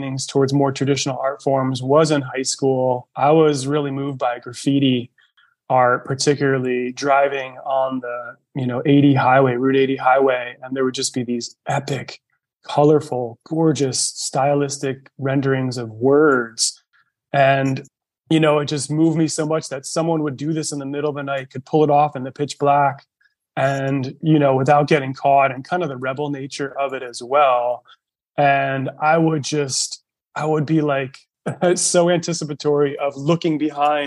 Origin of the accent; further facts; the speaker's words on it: northern New Jersey, United States; now in Northern California, United States; I grew up just about 45 minutes outside of New York City, northern New Jersey